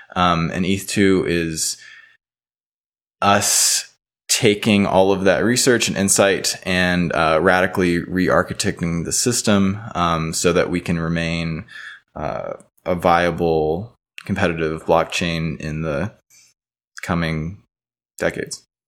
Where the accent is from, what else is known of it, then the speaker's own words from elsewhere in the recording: Baton Rouge, Louisiana, United States; moved away as an adult; also born or lived in New Orleans, Louisiana; now in Boulder, United States; I'm from Baton Rouge, Louisiana. I've actually, until, like, a week ago, resided in New Orleans. I'm out in Boulder now.